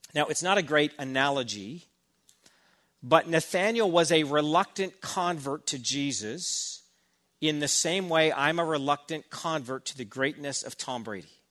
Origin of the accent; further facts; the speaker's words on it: Burnaby, British Columbia, Canada; I grew up in Burnaby